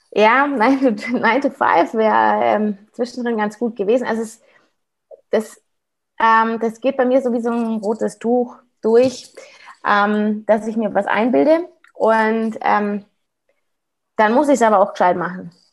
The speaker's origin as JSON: {"language": "German", "town": "Munich", "region": "Bavaria", "country": "Germany", "said": "ich bin ja aus Aubing, ich bin ja hier aus Münchner Westen"}